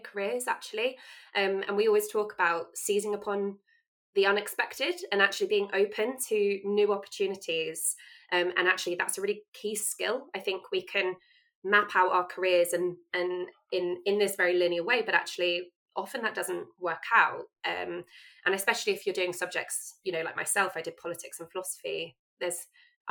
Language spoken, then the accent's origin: English; Bournemouth, South West England, United Kingdom; moved away as an adult; now in Sheffield, United Kingdom; I'm actually from Bournemouth originally